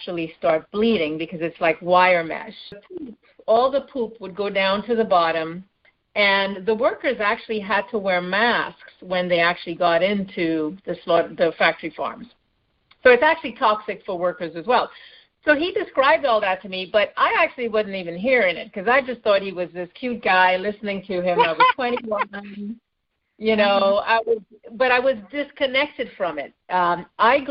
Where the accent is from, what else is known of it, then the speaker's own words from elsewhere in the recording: Trinidad & Tobago; moved away as an adult; also born or lived in Canada / Bay Area, California / South Florida; now in Los Angeles, United States; I was born and raised in Trinidad in the Caribbean, and mm-hmm. I left there when I was 21.